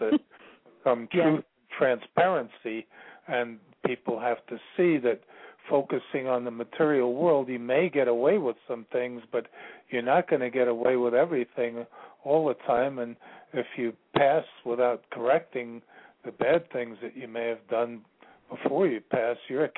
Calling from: Virginia, United States; I'm calling from Virginia.

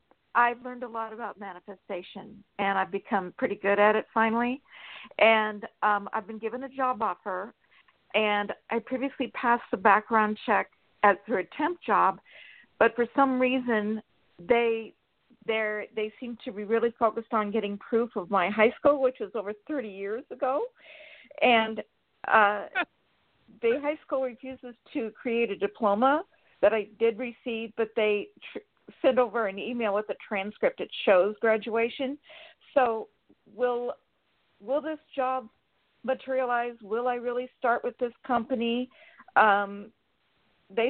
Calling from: Sacramento, California, United States; Sacramento, California.

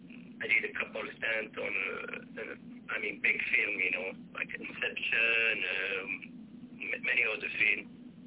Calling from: Sweden; Yeah, I'm calling from Sweden.

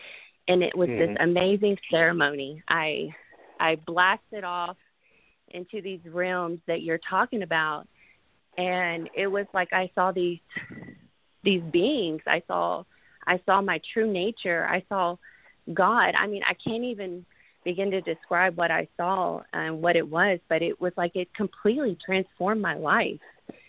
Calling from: Houston, Texas, United States; I'm calling from Houston, Texas.

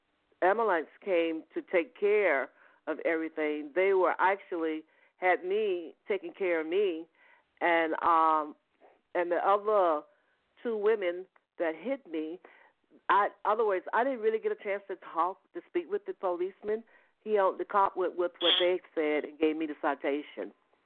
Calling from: Atlanta, Georgia, United States; I'm calling from Georgia, the Atlanta, Georgia area.

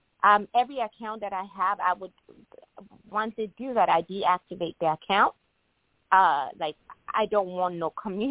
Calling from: Illinois, United States; I'm calling from Illinois.

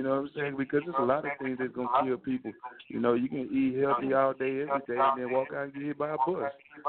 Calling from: Atlanta, Georgia, United States; Yeah, I'm calling from Atlanta.

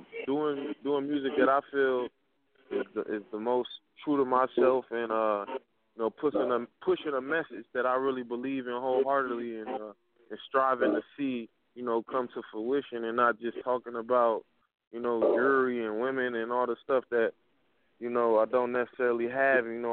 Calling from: Minneapolis, Minnesota, United States; I'm calling from Minneapolis, Minnesota, man. It's 612

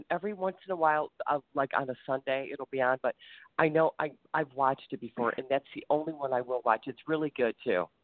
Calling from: Ohio, United States

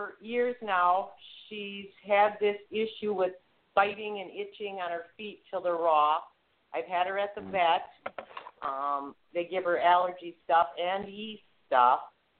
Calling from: Wisconsin, United States

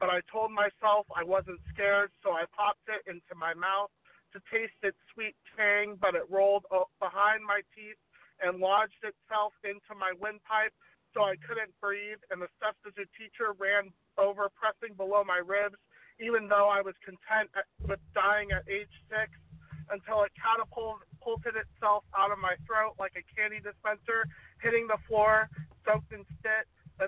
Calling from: Long Beach, California, United States; Long Beach, California.

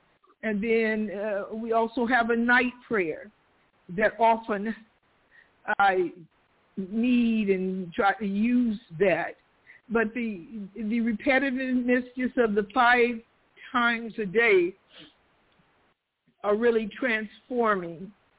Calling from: Stockton, California, United States; Stockton, California.

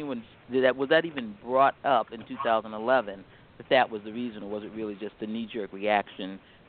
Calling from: Bethesda, Maryland, United States; I'm calling from Bethesda.

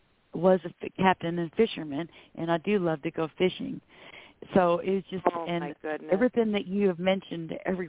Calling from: Florida, United States; I'm calling from Florida.

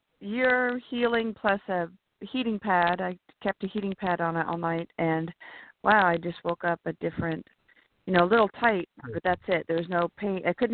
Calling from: California, United States; Hi, James. … from California.

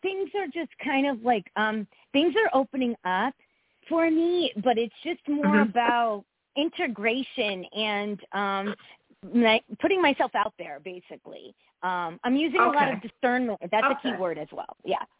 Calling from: Connecticut, United States; Hi, it's …, Connecticut.

